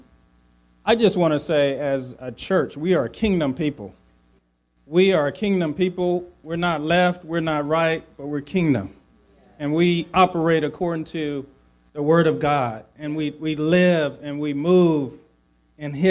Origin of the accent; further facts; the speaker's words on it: Jackson, Mississippi, United States; I was born in Jackson, Mississippi